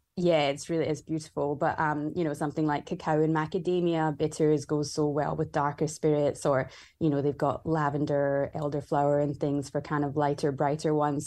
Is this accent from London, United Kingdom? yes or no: no; Scotland, United Kingdom; moved away as an adult; also born or lived in Vancouver, Canada; now in Melbourne, Australia; I grew up in Scotland